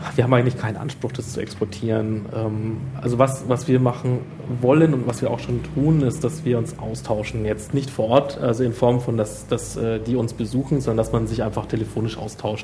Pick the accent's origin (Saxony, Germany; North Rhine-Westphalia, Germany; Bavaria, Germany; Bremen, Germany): Bavaria, Germany; Nuremberg; als Nürnberger